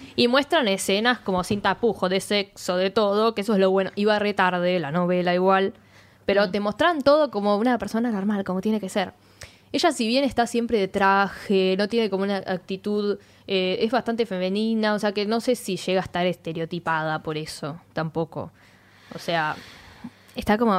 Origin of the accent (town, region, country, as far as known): Argentina